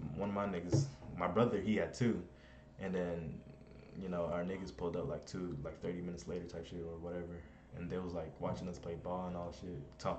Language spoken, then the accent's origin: English; Ohio, United States; also born or lived in Germany / Kentucky; now in California, United States; I was born in Germany, and then we moved to Ohio, and then from Ohio we went to Kentucky, and now I'm 21.